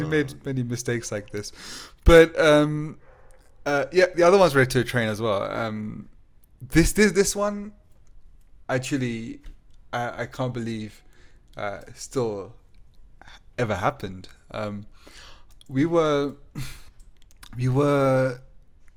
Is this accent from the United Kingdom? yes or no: yes; England, United Kingdom; We said England